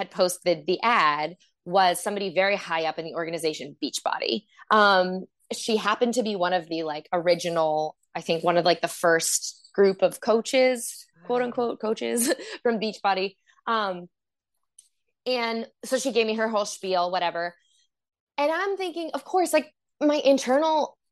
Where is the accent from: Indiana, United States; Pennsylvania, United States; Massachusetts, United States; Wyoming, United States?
Massachusetts, United States; Boston; moved away as an adult; also born or lived in California / Portland, Oregon; I'm from Boston, and I started dancing in Boston